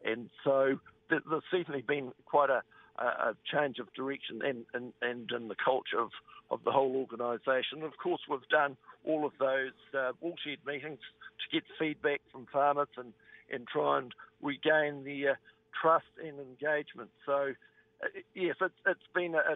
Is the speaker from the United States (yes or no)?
no; Western Southland, New Zealand; I was born and bred in Western Southland over near Tuatapu.